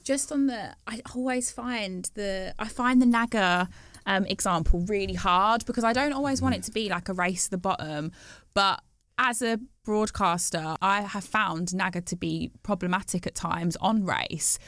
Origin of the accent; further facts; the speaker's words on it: Bromsgrove, West Midlands, United Kingdom; I grew up in the West Midlands, um, yeah. in Worcestershire, in Bromsgrove.